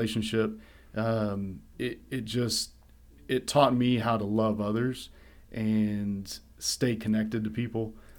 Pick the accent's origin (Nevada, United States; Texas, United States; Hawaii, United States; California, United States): Texas, United States; Kerrville